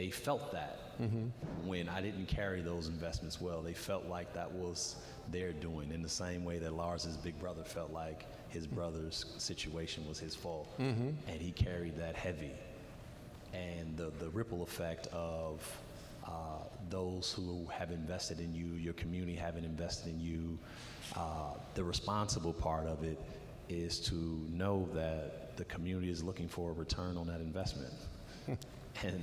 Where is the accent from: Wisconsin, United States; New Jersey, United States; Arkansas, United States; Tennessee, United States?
Wisconsin, United States; Racine; me growing up in Racine